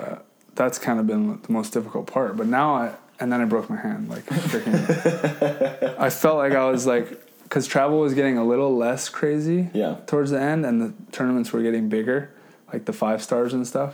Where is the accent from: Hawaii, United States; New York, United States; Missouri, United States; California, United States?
Hawaii, United States; I grew up in Hawai’i